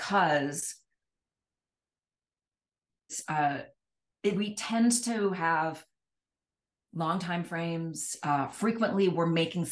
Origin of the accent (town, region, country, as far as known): Washington, District of Columbia, United States; born or raised there; moved away